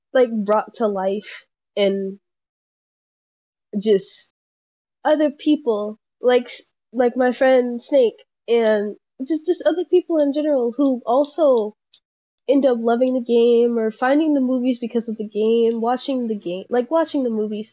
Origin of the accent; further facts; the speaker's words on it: Houston, Texas, United States; also born or lived in Oakdale, Louisiana; I grew up in Houston, Texas, but I also grew up in Oakdale, Louisiana. So I have two homes.